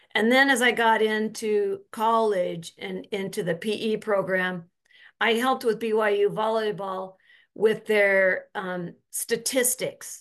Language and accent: English; Orem, Utah, United States; So I grew up in Utah, up in Orem, Utah.